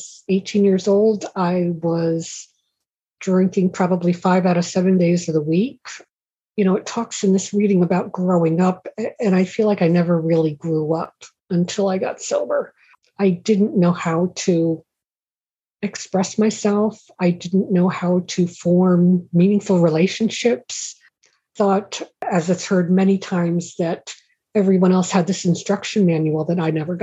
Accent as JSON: {"language": "English", "town": "Stamford", "region": "Connecticut", "country": "United States", "tie": "born or raised there", "said": "I was born and raised in Stamford, Connecticut"}